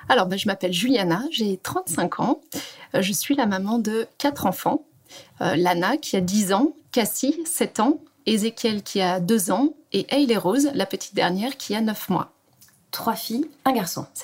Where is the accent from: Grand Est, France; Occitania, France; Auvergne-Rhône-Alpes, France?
Auvergne-Rhône-Alpes, France; Annecy; moved away as an adult; also born or lived in Dublin, Ireland / Australia / New Zealand; Alors moi, je suis issue de la région d'Annecy.